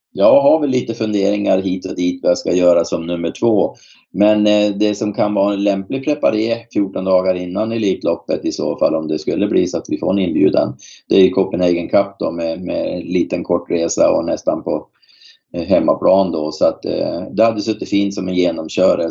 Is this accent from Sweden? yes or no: yes; Boden, Norrbotten County, Sweden; moved away; Jag kommer själv från Boden